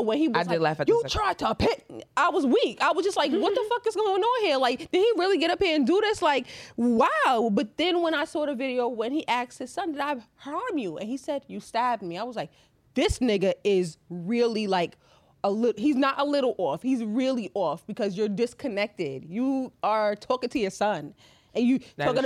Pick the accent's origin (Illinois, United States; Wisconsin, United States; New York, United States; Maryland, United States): New York, United States; being from New York or growing up in New York